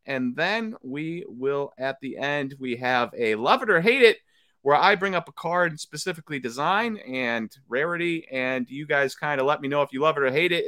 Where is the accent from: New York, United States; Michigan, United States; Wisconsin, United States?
Wisconsin, United States; as a tried and true Wisconsinite